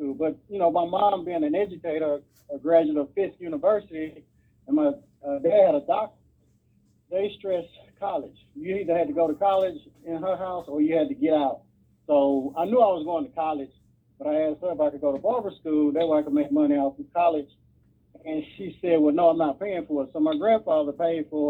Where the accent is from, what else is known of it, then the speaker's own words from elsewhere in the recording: Nashville, Tennessee, United States; I grew up in down south in Nashville, Tennessee.